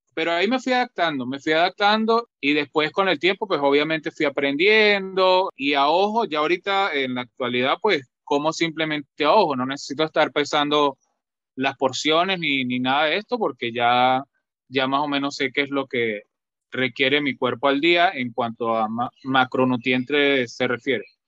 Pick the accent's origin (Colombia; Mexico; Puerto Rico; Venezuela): Venezuela; La Grita, Táchira; now in Lima, Peru; yo soy eh, nacido en un pueblo de un pueblo llamado La Grita que pertenece a los Andes de Venezuela